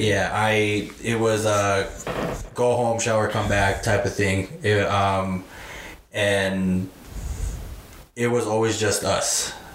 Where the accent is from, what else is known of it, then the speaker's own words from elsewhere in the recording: Bernalillo, New Mexico, United States; we're we're from Bernalillo, New Mexico